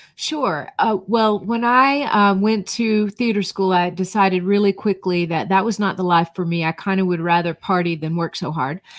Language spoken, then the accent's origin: English; North Georgia, United States; moved away as an adult; also born or lived in Florida / Ohio; I grew up in North Georgia